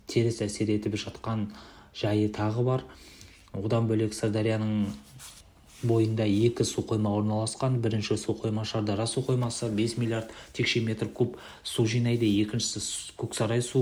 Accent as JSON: {"language": "Kazakh", "town": "Shardara", "region": "Turkistan Region", "country": "Kazakhstan", "tie": "born or raised there", "said": "оңтүстік қазақстан облысы шардара өңірінің тумасымын сырдария өзенінің бойында өскен балалардың бірімін"}